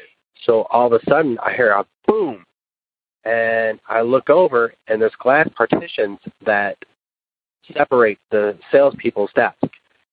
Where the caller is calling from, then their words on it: West Tennessee, United States; I'm calling you from West Tennessee. I work at a car dealership. I'm 40 years old.